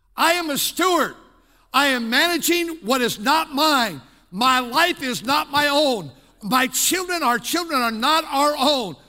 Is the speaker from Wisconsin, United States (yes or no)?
yes; Milwaukee, Wisconsin, United States; I was born in Milwaukee, Wisconsin